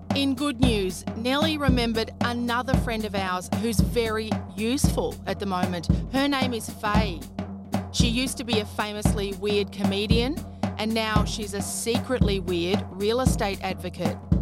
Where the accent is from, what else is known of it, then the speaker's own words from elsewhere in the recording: Queensland, Australia; I grew up in Queensland